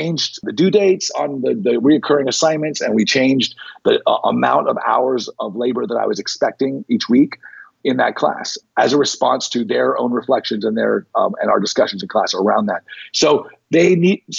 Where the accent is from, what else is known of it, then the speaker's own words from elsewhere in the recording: North Las Vegas, Nevada, United States; I grew up in North Las Vegas, which was African-American ghetto.